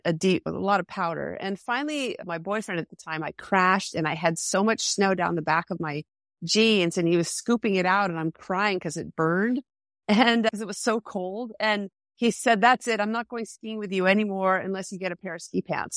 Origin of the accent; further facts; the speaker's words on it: Henniker, New Hampshire, United States; I'm from Henniker, New Hampshire.